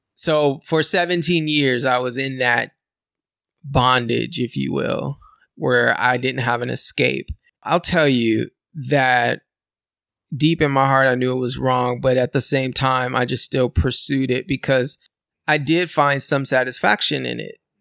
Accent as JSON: {"language": "English", "region": "California", "country": "United States", "tie": "born or raised there", "said": "I'm a born and raised in California"}